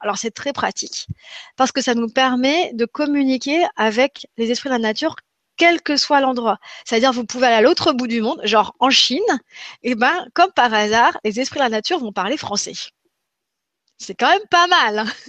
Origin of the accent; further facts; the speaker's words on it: Grenoble, Auvergne-Rhône-Alpes, France; je suis grenobloise, et eh ben, j'ai grandi en partie en montagne